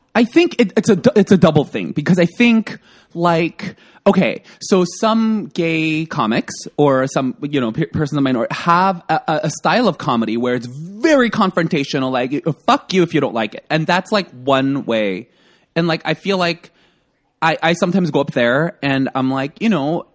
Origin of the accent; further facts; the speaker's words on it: South Korea; now in United States; because I'm a gay Korean immigrant who grew up in Section 8 housing with my grandmother and, like, government house